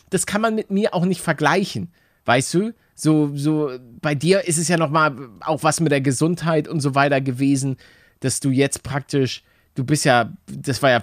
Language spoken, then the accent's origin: German; Lübeck, Schleswig-Holstein, Germany; Aus Lübeck komme ich, nicht. aus dem Norden.